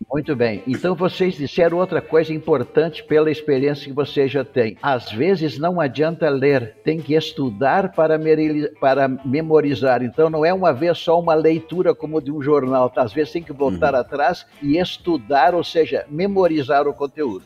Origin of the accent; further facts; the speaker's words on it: Taquara, Rio Grande do Sul, Brazil; also born or lived in Porto Alegre / Piracicaba / Washington, United States; eu sou gaúcho, natural de Taquara, no Rio Grande do Sul